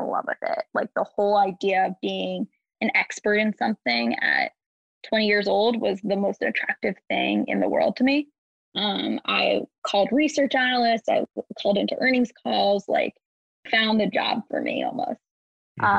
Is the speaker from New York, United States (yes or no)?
yes; New York, United States; I'm from New York.